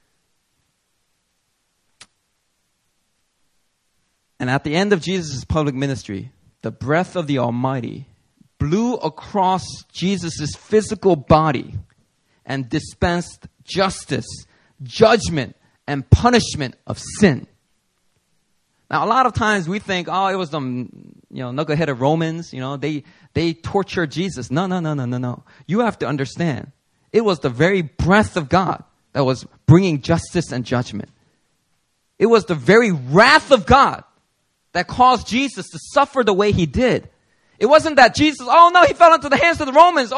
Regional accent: Philadelphia, Pennsylvania, United States; I remember growing up in Philly

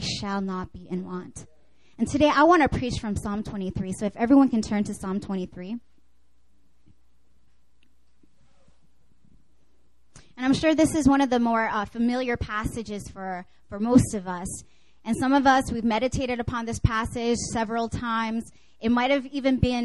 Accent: Canada; moved away; I grew up actually in Canada

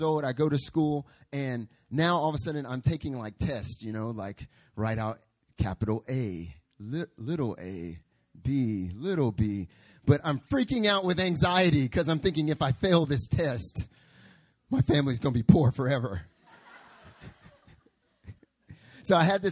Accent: North Carolina, United States; moved away as an adult; now in Seoul, South Korea; I'm from North Carolina.

